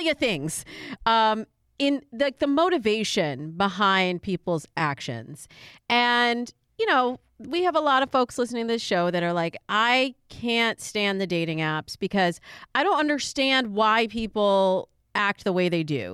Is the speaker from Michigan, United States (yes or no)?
yes; Michigan, United States; moved away; also born or lived in Chicago / California; I'm originally from Michigan.